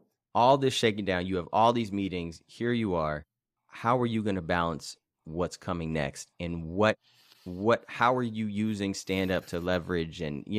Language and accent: English; Los Angeles, California, United States; now in Santa Barbara, United States; I was being from Los Angeles, being from Black River Hills area, and then moving to Santa Barbara.